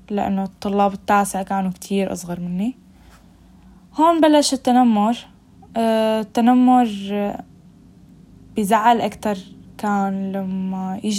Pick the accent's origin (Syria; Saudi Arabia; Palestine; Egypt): Syria; قلت له أنت بتعرف إني أنا سورية